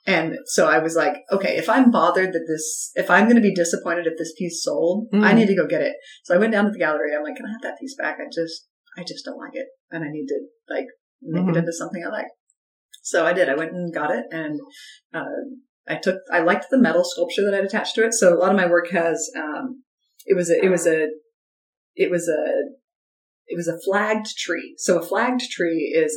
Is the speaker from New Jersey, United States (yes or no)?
no; Salt Lake City, Utah, United States; moved away as an adult; also born or lived in Logan, Utah; now in Anchorage, United States; I grew up in Salt Lake, which is the legitimate city